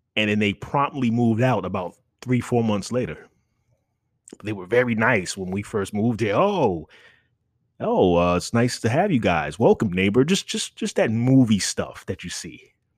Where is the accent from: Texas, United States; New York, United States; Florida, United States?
New York, United States; New York City; moved away as an adult; I'm, I'm a New Yorker